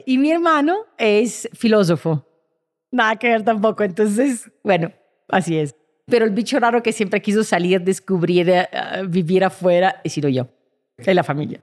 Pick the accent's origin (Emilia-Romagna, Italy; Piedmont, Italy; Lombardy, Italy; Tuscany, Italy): Lombardy, Italy; Milan; Spanish is a second language; moved away as an adult; now in Colombia; Nací en Milán